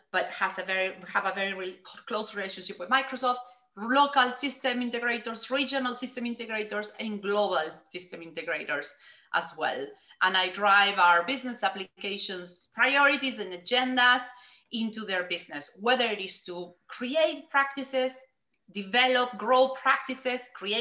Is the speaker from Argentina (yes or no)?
yes; Argentina; moved away as an adult; I grew up in Argentina